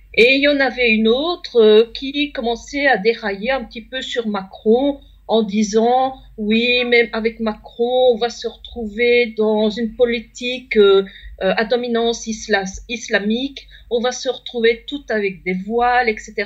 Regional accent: Belgium; moi je suis belge

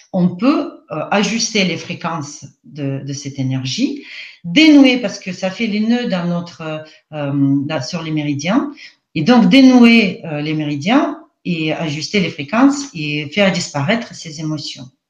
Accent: Russia; accent: Russian; French is a second language; moved away as an adult; now in France; je ne suis pas française. Je suis née en Russie, je suis russe. Euh, j'ai passé euh, la plupart de ma vie en Russie, donc d'où mon accent aujourd'hui en français

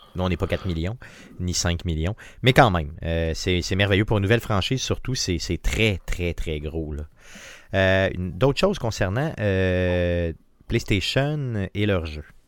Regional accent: Quebec, Canada; chez nous au Québec

